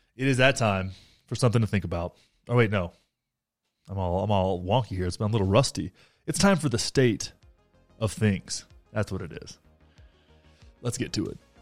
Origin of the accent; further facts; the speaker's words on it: Graham, Texas, United States; moved away; my hometown of Graham, Texas